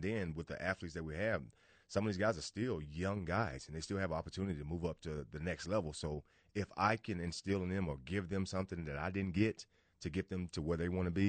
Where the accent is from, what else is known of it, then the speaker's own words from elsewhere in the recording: Indianola, Mississippi, United States; I'm from Indianola, Mississippi, actually home of …. So it was a big sports town. We're a big blues town, but we're a big sports town.